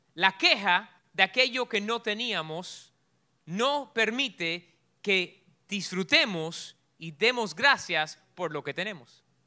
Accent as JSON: {"language": "Spanish", "country": "Cuba", "moved": "yes", "said": "yo soy bien cubano"}